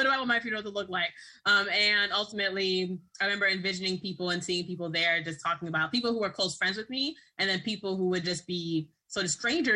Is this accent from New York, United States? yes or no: yes; New York City, New York, United States; also born or lived in Boston, Massachusetts; I was raised in Brooklyn, New York, and Boston, Massachusetts